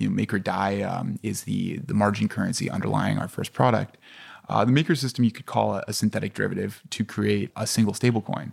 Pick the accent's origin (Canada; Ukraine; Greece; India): Canada; I'm Canadian